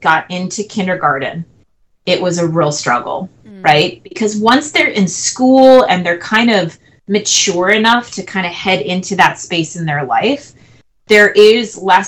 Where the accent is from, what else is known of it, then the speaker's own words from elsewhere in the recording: New Jersey, United States; I'm from New Jersey